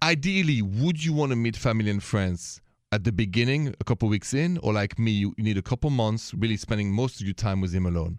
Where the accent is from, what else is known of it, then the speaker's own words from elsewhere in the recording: France; accent: French; My accent is French